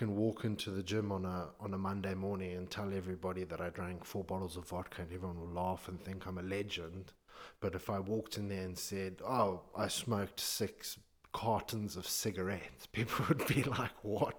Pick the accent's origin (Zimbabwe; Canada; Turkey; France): Zimbabwe; now in United Kingdom; obviously I'm Zimbabwean